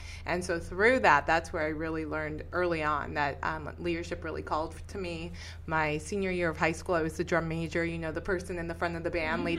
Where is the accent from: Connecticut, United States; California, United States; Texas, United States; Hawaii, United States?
California, United States; Los Angeles; I was born and raised in Los Angeles. I went through Los Angeles Unified School District, one of the biggest school districts in the nation.